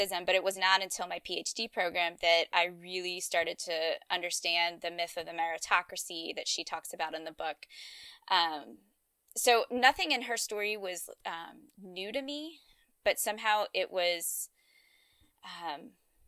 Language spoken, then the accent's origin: English; Louisiana and Georgia, the South, United States; I grew up in Louisiana and Georgia